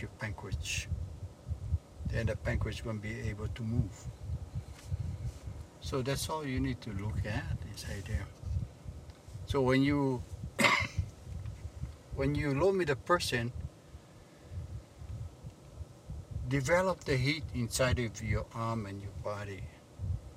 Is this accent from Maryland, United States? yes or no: no; Hawaii, United States; I come from Hawaii